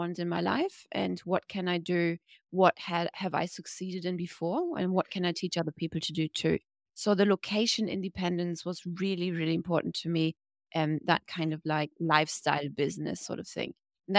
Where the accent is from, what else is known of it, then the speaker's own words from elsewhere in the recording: Germany; now in Bali, Indonesia; I'm from Germany, but based in Bali